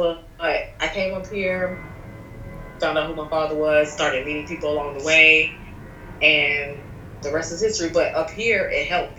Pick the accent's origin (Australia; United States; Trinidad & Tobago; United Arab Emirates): Trinidad & Tobago; I grew up strict religious Caribbean background because I'm Trinidadian and Puerto Rican.